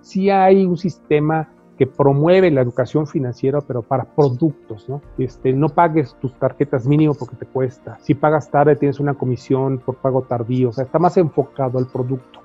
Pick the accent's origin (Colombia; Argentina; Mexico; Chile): Mexico